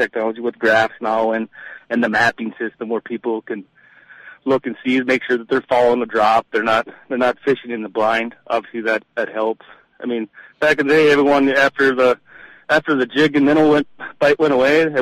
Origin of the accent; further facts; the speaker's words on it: Lake Winnibigoshish, Minnesota, United States; I grew up on Lake Winnipegosh, and I was a dock boy at Tamarack Resort when I was like 14, 15, 16